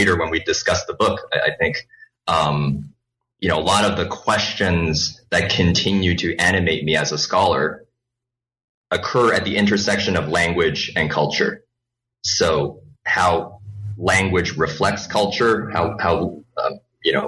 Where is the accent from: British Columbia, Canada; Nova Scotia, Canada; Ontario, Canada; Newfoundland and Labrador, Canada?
British Columbia, Canada; Vancouver; first language Cantonese; English is a second language; also born or lived in Hong Kong; I was born in Hong Kong. So that's where the Cantonese comes from, a native Cantonese speaker. Moved to Canada when I was relatively young, was 7 years old, and then grew up in Canada, in Vancouver.